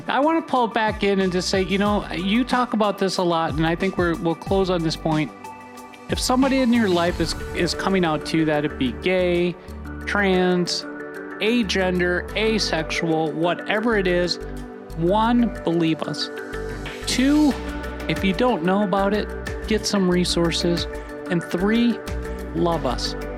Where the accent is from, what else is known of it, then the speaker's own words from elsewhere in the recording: Minnesota, United States; I grew up in Minnesota